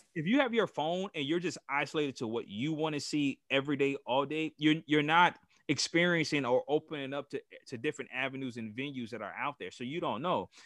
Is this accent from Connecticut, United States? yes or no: no; Gary, Indiana, United States; I'm from Gary, Indiana. I was raised on the west side in what people call bottom side